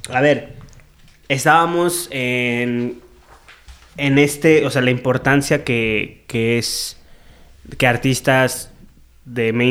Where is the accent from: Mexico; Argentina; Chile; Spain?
Mexico; Veracruz; y la de, güey, mi tierra veracruzana, soy un ridículo, güey.